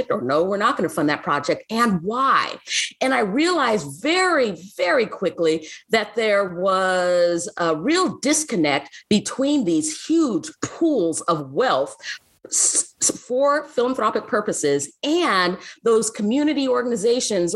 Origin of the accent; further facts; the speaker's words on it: Seattle, Washington, United States; also born or lived in Africa; I'm from Seattle